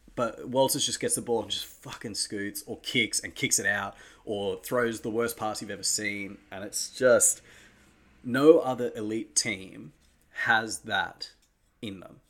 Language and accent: English; Australia; as an Australian